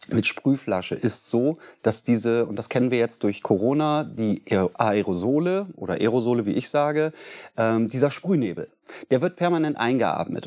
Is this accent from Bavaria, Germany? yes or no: no; Bremen, Germany; bin gebürtiger Bremer, in zweiter Generation